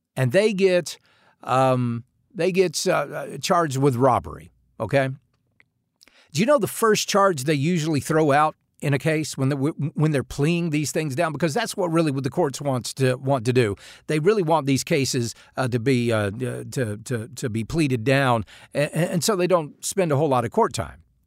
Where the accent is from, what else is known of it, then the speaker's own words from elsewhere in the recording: United States; we as American citizens